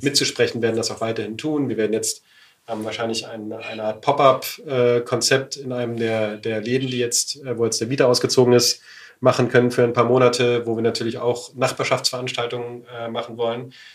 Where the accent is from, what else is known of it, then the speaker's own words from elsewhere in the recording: Berlin, Germany; meine Heimatstadt Berlin